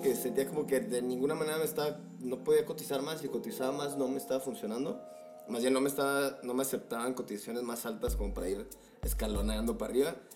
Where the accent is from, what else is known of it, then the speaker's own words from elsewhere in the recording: Guadalajara, Jalisco, Mexico; moved away as an adult; now in Mexico City, Mexico; también soy de una perla, fíjate, güey. la perla tapatía.